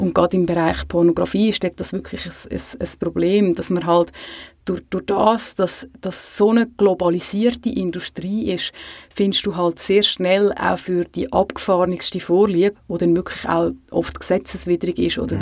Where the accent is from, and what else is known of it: Switzerland